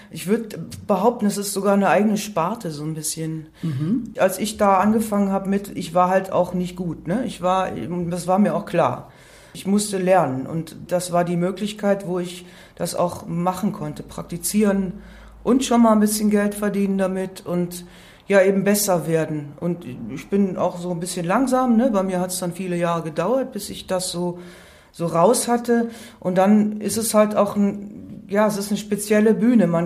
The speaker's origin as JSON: {"language": "German", "region": "Baden-Württemberg", "country": "Germany", "tie": "born or raised there", "said": "Also ich bin an der Schweizer Grenze aufgewachsen, im Schwarzwald tatsächlich, und ähm, habe mich da aber jetzt nie so verwurzelt gefühlt"}